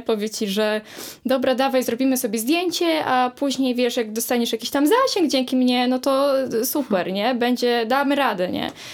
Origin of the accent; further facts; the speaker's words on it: Połczyn-Zdrój, West Pomeranian Voivodeship, Poland; jestem też z małego miasta, więc to, co robię, jest odbierane w bardzo różny sposób, ale ale, ale współpracuję jako ja prywatna osoba, ale też jako stowarzyszenie właśnie Niezwykły Połczyn